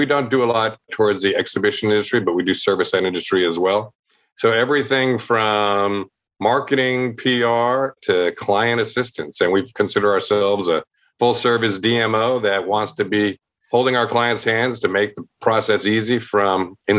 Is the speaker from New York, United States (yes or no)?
yes; New York, United States; I'm a New Yorker. I was born in New York. I lived in the city for 10 years.